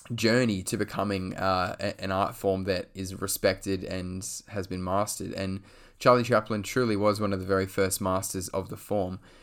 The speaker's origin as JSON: {"language": "English", "country": "Australia", "said": "I'm from Australia"}